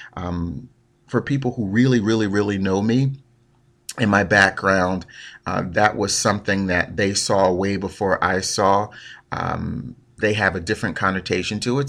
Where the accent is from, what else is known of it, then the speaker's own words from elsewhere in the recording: Newark, New Jersey, United States; Born and raised in Newark, New Jersey